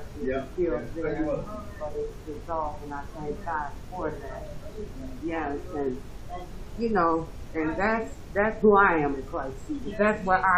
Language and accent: English; Texas, United States; I was raised in Texas too